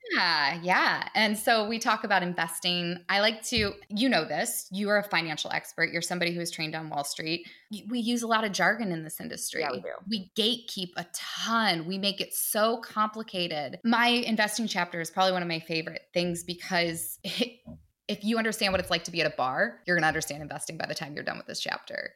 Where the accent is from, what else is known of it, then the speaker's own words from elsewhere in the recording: Detroit, Michigan, United States; I grew up outside of Detroit in the suburbs